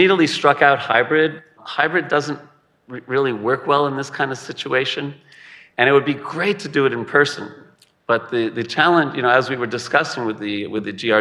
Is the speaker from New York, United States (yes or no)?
yes; South Shore of Long Island, New York, United States; I'm from the South Shore of Long Island